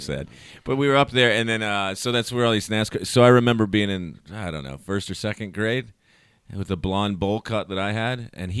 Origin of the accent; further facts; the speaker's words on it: Charlotte, North Carolina, United States; also born or lived in Mooresville; I'm from Charlotte, too. I was born and raised here.